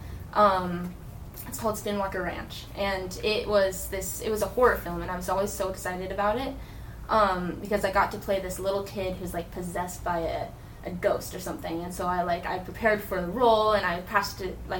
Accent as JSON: {"language": "English", "region": "Utah", "country": "United States", "moved": "as an adult", "lives_now": "Fort Myers, United States", "said": "I'm from Utah"}